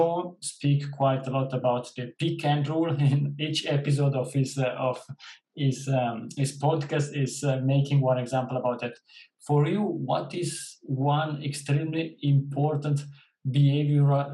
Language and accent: English; Switzerland; I am coming from Switzerland